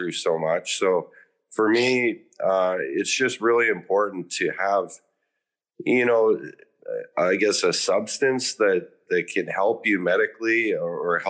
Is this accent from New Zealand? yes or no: no; Meadow Lake, Saskatchewan, Canada; I grew up in Saskatchewan in Canada